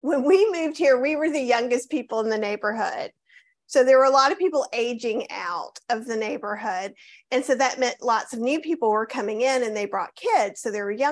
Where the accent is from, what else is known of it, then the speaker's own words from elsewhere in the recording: the South, United States; I'm from the South